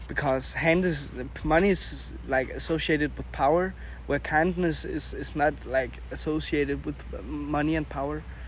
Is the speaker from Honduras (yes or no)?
no; Denmark; English is a second language; we're from Denmark